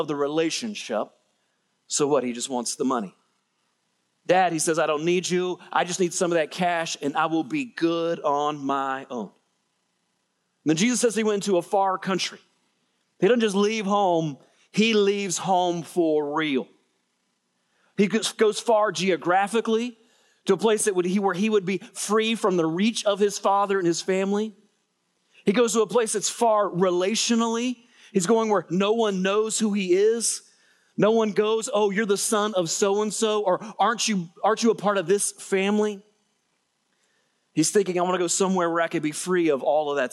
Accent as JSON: {"language": "English", "region": "Middle Georgia", "country": "United States", "said": "I'm from Middle Georgia"}